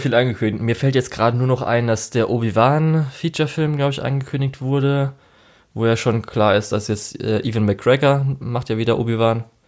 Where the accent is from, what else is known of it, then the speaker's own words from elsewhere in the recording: Germany; Bei uns in Deutschland